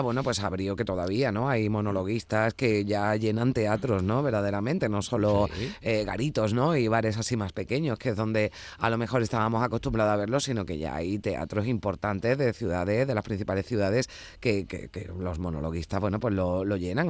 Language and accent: Spanish; Seville, Andalusia, Spain; born or raised there